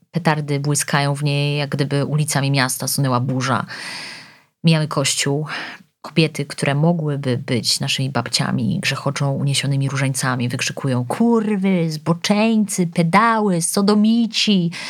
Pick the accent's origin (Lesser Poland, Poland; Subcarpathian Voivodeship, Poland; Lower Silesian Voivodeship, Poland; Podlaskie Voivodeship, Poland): Podlaskie Voivodeship, Poland; Białystok; Gdy kończy się semestr, muszę wrócić do domu na wakacje. Jestem z Białego Stoku.